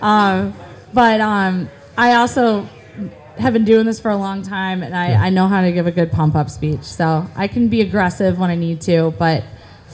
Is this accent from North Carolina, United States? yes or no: no; Baldwinsville, New York, United States; now in Liverpool, United States; I'm from Baldwinsville, actually, originally.